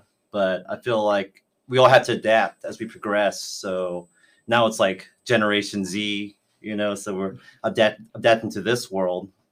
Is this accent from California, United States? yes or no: yes; Anaheim, California, United States; I'm from Anaheim, California